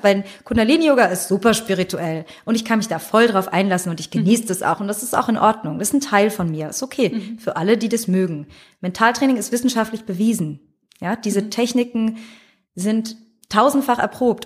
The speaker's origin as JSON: {"language": "German", "town": "Frankfurt", "region": "Hesse", "country": "Germany", "said": "ich komme ja aus Frankfurt"}